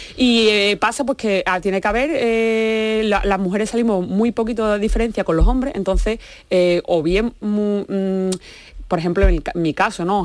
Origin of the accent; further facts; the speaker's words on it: Seville, Andalusia, Spain; soy sevillana y evidentemente es una ciudad futbolera